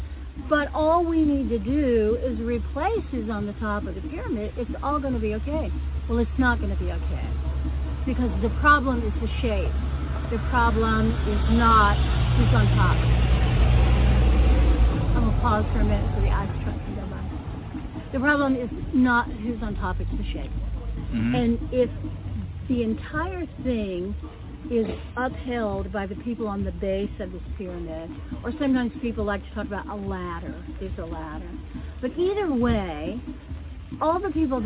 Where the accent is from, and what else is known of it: Appalachia, United States; accent: Appalachian mountain accent